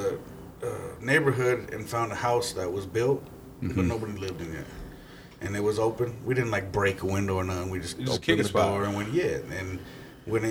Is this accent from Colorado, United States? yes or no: yes; Englewood, Colorado, United States; also born or lived in Sheridan, Colorado; I was born in Inglewood, Colorado, Swedish Hospital. I grew up in Inglewood, Sheridan.